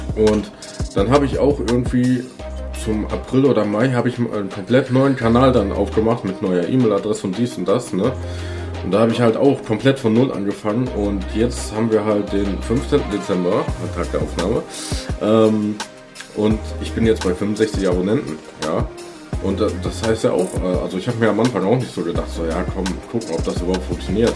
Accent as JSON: {"language": "German", "town": "Hagen", "region": "North Rhine-Westphalia", "country": "Germany", "tie": "born or raised there", "moved": "yes", "lives_now": "Sauerland, Germany", "said": "also gebürtig komme ich aus Hagen"}